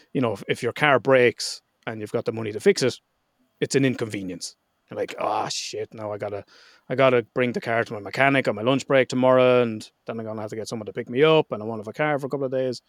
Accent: Ireland; I'm Irish

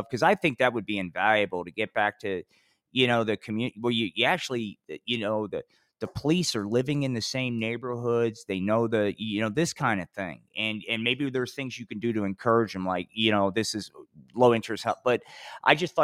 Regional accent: New Jersey, United States; growing up in Jersey.

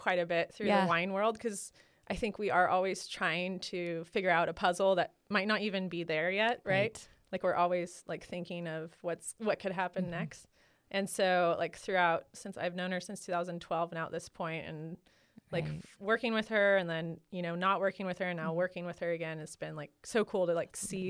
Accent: Lodi, California, United States; now in Sonoma County, United States; Like I grew up near Lodi area.

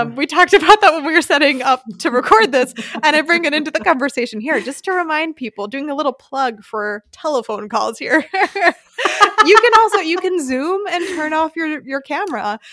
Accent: United States; now in Germany; my family and my home country

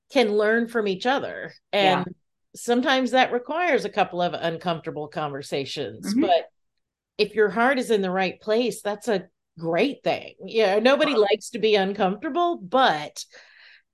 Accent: Lakeland, Florida, United States; Growing up in Central Florida as a child

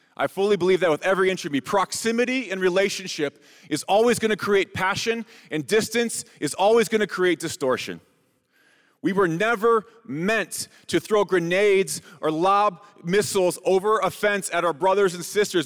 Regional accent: United States; we as American Christians

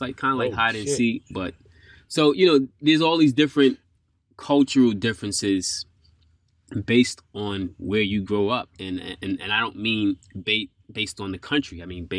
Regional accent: New York, United States; moved away as an adult; now in Japan; I grew up in New York

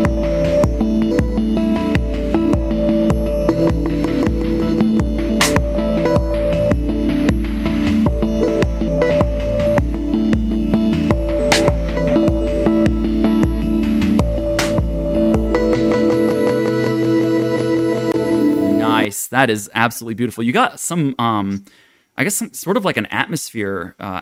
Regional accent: Tokyo, Japan; I grew up in Tokyo

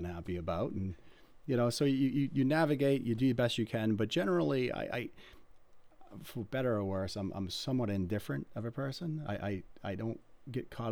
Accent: Sanford, United States; growing up in Sanford

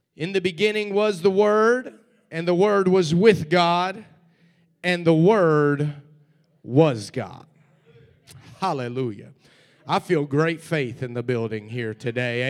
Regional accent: Cincinnati, Ohio, United States; the church where I grew up in Cincinnati, Ohio

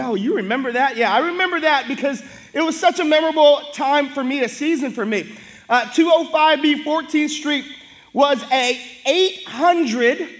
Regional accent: Hawaii, United States; we're so big as Hawaiian people

